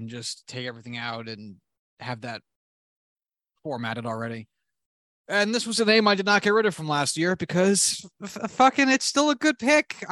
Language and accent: English; Newark, New Jersey, United States; my hometown. Love that. Newark, New Jersey